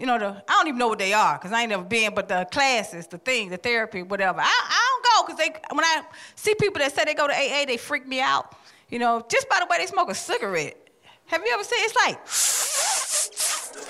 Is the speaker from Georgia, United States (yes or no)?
yes; Atlanta, Georgia, United States; I'm from Atlanta.